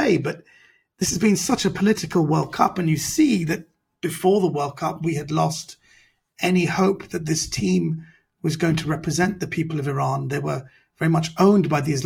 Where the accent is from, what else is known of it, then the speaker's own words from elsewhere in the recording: London, United Kingdom; I'm a British Iranian, so I'm a minority